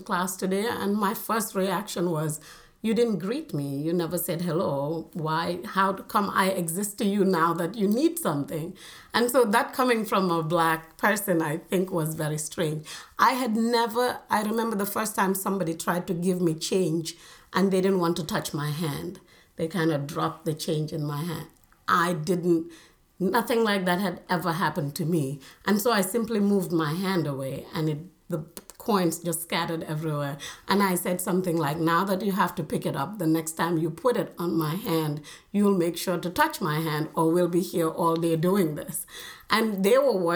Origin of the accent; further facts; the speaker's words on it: Lamin, Gambia; moved away as an adult; also born or lived in Eastern Kentucky, United States; I grew up in the Gambia, and it's the biggest industry is tourism